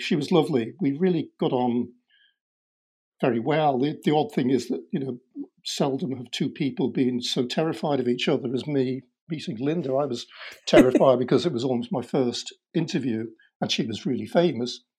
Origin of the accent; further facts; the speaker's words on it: Liverpool, North West England, United Kingdom; growing up in Liverpool in uh, the sixties